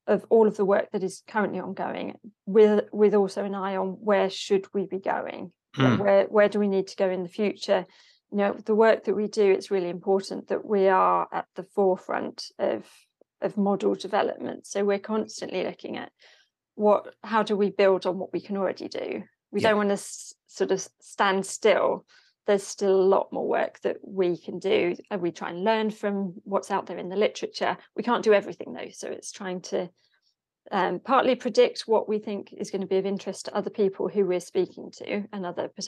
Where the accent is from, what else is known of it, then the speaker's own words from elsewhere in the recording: Hertford, East of England, United Kingdom; I grew up in Hartford, which is just kind of next door